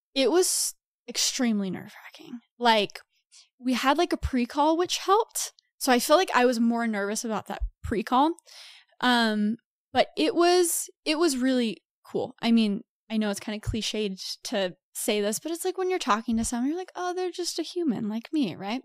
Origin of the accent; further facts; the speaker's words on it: Texas, United States; moved away as an adult; also born or lived in New York; I'm from Texas originally. I lived in New York for five to six years